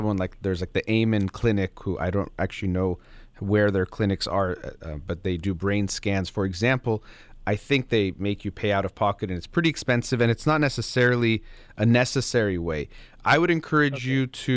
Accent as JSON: {"language": "English", "country": "United States", "tie": "born or raised there", "said": "I'm born and raised in America"}